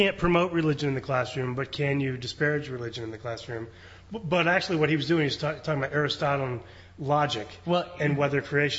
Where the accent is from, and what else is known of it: Indiana, United States; born or raised there; moved away